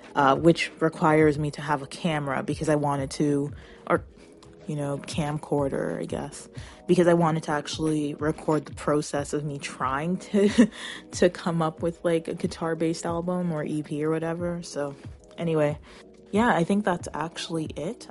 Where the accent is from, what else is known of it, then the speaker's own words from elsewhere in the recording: Toronto, Ontario, Canada; I'm from Canada